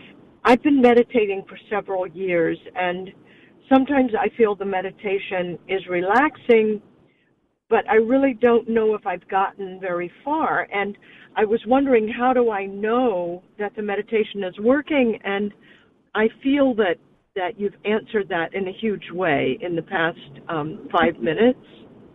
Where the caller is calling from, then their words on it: Los Angeles, California, United States; I'm calling from